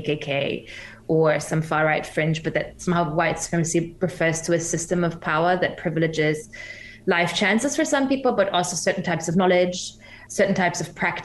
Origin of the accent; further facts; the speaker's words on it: Germany; moved away as an adult; also born or lived in Iran (parents); now in New Zealand; I'm originally from Germany, my parents are from Iran.